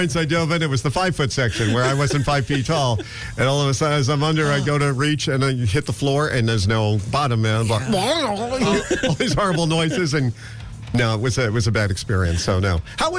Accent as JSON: {"language": "English", "town": "New York City", "region": "New York", "country": "United States", "tie": "born or raised there", "moved": "yes", "said": "I grew up in the Bronx in New York."}